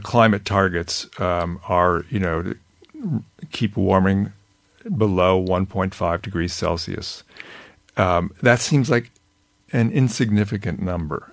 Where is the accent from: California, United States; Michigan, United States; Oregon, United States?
California, United States; I grew up in California